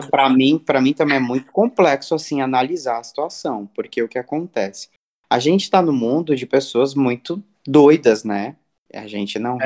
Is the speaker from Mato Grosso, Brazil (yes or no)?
yes; Cuiabá, Mato Grosso, Brazil; moved away; lá do meu país, Cuiabá